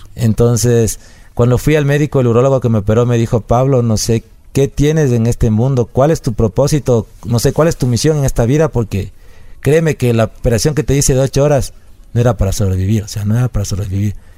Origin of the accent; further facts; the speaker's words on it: El Corazón, Cotopaxi, Ecuador; also born or lived in Quevedo; nací en Quevedo, pero toda mi vida viví en El Corazón, que es un es un, una parroquia del cantón Pangua de la provincia de Cotopaxi